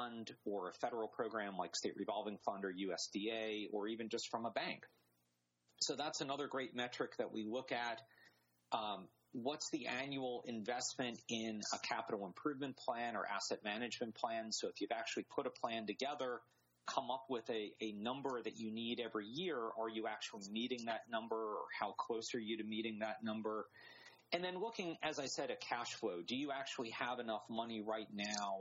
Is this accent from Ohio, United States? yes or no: no; North Carolina, United States; I'm from North Carolina